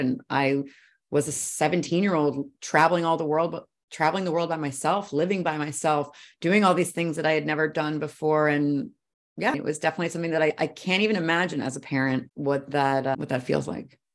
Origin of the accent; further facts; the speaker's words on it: Brooklyn, New York, United States; now in California, United States; I grew up in Brooklyn